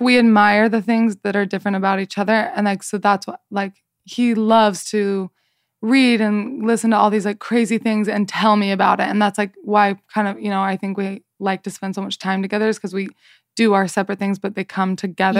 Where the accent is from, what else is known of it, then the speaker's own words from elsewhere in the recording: Salt Lake City, Utah, United States; I am from Salt Lake City, Utah